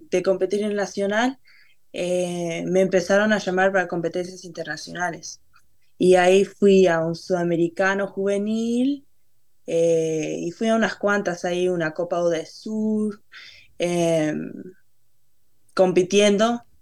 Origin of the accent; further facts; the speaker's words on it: Uruguay; como que las raíces de Uruguay las tengo todavía ahí. Y, si me preguntas si me considero uruguaya, yo digo que sí.